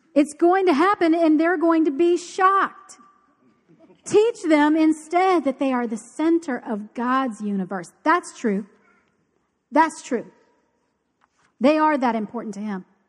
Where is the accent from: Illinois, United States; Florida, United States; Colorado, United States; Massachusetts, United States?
Florida, United States; Key Largo; I grew up in Key Largo.